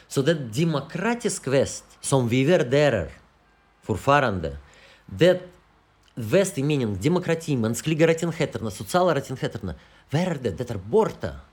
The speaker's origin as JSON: {"language": "Swedish", "country": "Russia", "second_language": "Swedish", "moved": "as an adult", "lives_now": "Sweden", "said": "i det här landet, i Ryssland, i min hemland"}